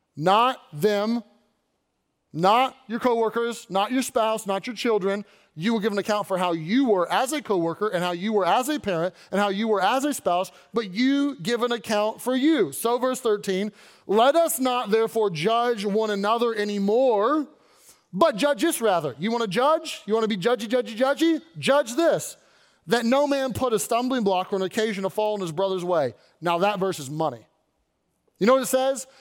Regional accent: Louisville, Kentucky, United States; moved away as an adult; I was born in Louisville, lived my whole life there, born and raised, and then when I went off to college, I, uh, I left

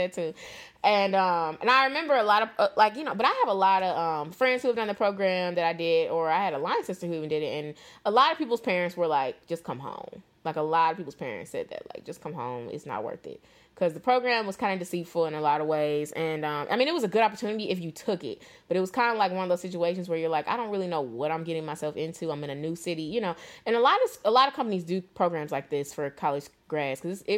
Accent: St. Louis, Missouri, United States; moved away as an adult; also born or lived in Atlanta; I'm from St. Louis.

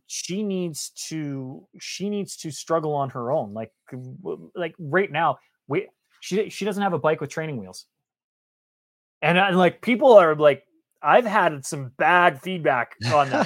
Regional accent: Canada; I grew up in Canada.

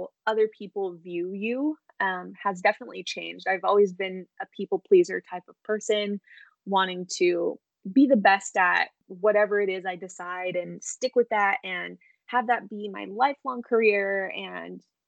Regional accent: Southern California, United States; I'm from California, Southern California, born and raised here, never lived anywhere else.

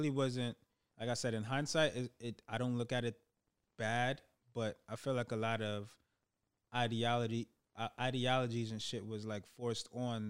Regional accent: Brooklyn, New York, United States; I was born here. I was born here in Brooklyn, New York. And my mom, being that she's my mom is Trinidadian. That's where I have my dual citizenship upbringing.

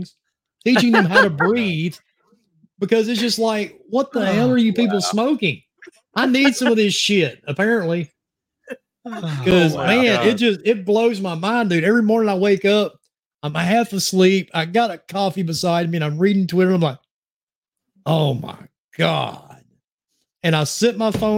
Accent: New Jersey, United States; I am from New Jersey. In case you can't tell by the accent

